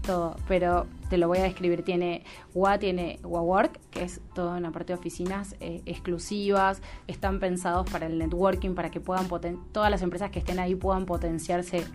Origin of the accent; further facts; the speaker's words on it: Buenos Aires, Argentina; moved away as an adult; now in Salta, Argentina; yo soy porteña, vivo en Salta hace dos años